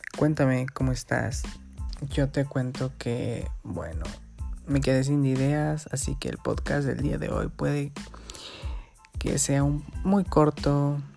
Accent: Guerrero, Mexico; aquí estoy en mi pueblito, en Guerrero

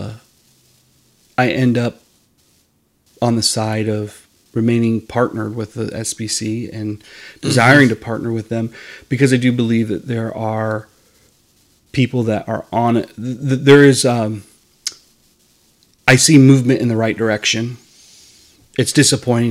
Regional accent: Iowa, United States; moved away as an adult; I'm from Iowa

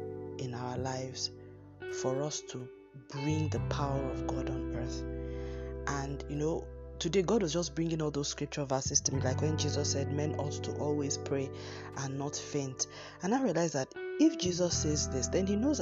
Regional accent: Nigeria; I'm using Nigerian terms here because we all have to have our own independent sources of water here

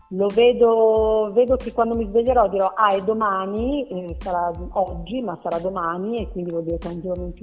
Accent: Milan, Lombardy, Italy; moved away as an adult; also born or lived in Lagonegro; now in Milan, Italy; io sono di Milano

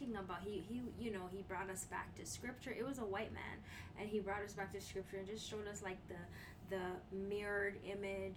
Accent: Canada; me as a Canadian

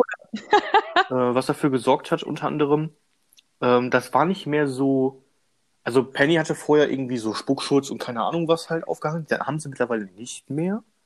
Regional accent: Germany; bei uns in Deutschland

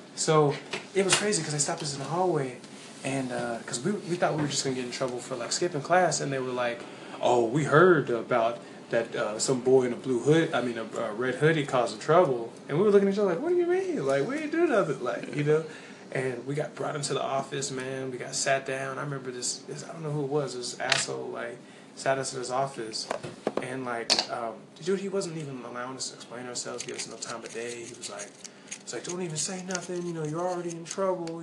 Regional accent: Nashville, Tennessee, United States; moved away as an adult; now in North Carolina, United States; I'm originally from Antioch, Tennessee. You know, 615 is, is my heart

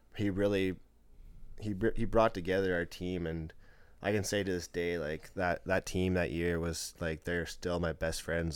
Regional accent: Lloydminster, Saskatchewan, Canada; that's my hometown. I grew up playing for them

